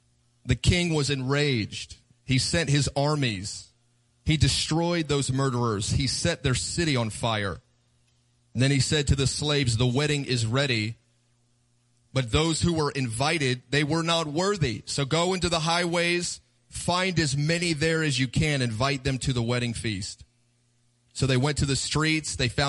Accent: Kansas City, Missouri, United States; We're from Kansas City. We do barbecue. We know how to eat.

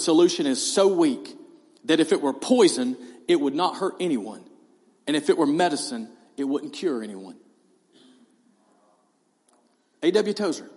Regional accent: East Hall High School, Georgia, United States; I'm from East Hall High School.

